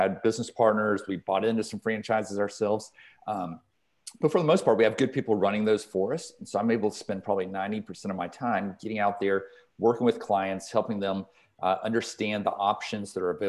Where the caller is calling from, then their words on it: Atlanta, Georgia, United States; Zooming in from Atlanta, Georgia. So, here in the heart of the city in Buckhead, and calling in from our home office.